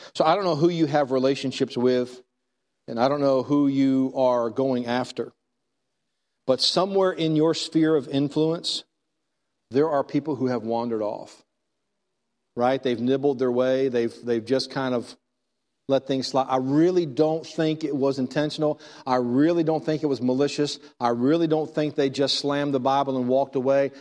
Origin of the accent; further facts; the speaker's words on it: Texas, United States; I'm from Texas.